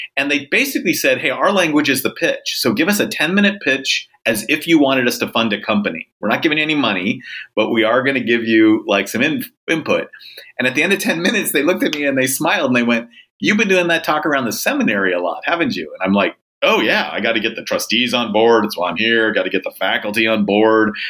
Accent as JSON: {"language": "English", "region": "Southern California", "country": "United States", "tie": "born or raised there", "said": "I, I grew up actually in Southern California"}